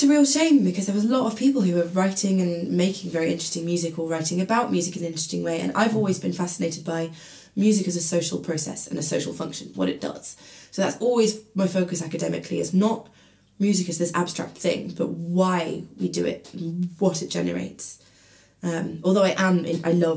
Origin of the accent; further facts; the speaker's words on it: Maidenhead, South East England, United Kingdom; moved away as an adult; now in Bristol, United Kingdom; I grew up in Maidenhead near Reading